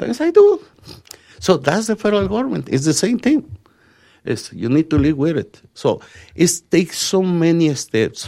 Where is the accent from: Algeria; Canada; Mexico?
Mexico; Mexicali, Baja California; now in Las Vegas, United States; I'm Mexican, born and raised in Mexicali, Baja California, Mexico.